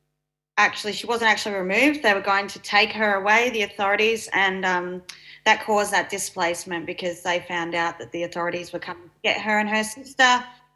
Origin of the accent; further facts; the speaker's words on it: Mornington Peninsula, Victoria, Australia; also born or lived in Benalla, Victoria / northern New South Wales; I'm a Yorta Yorta Dja Dja Wurrung woman living down on Bunurong country on the Mornington Peninsula. I grew up here most of my life. I was born in Benalla and then moved to northern New South Wales and, yeah, back here in Vic